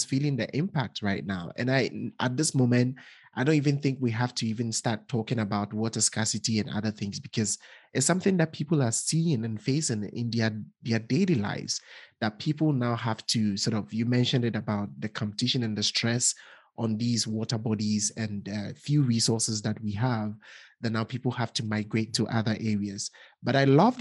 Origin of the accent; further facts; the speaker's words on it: Ghana; I'm from Ghana